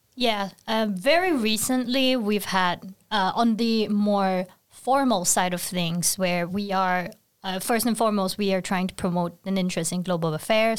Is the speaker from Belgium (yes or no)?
no; Singapore; now in Sweden; I'm from Singapore, very far away from Sweden